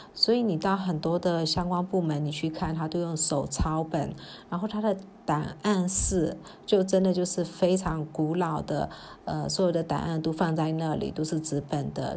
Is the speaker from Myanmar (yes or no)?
yes; Myanmar; 那这也是我们缅甸人在表述的时候，其实我们真的很少会直接讲重点